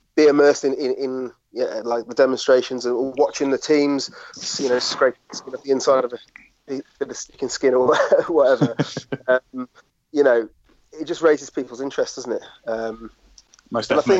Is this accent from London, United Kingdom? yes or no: no; Shropshire, West Midlands, United Kingdom; I'm a lad from Shropshire